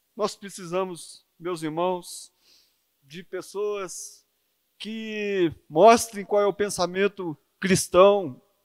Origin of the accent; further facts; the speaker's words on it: Belo Horizonte, Minas Gerais, Brazil; moved away; quando eu era jovem em Belo Horizonte, passando na Praça 7